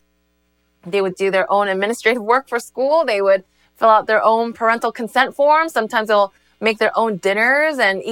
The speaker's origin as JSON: {"language": "English", "country": "United States", "tie": "born or raised there", "also_born_or_lived": "South Korea / Northern New Jersey", "said": "I was born in South Korea, which is my motherland, but starting from the age of three, America became my homeland"}